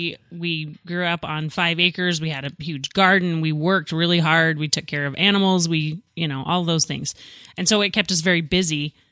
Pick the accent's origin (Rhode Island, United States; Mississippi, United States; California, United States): Mississippi, United States; moved away; I grew up in Mississippi.